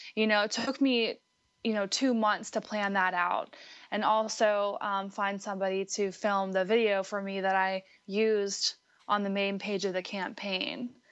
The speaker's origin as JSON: {"language": "English", "town": "Butler", "region": "Pennsylvania", "country": "United States", "moved": "yes", "said": "I'm actually originally from Western Pennsylvania"}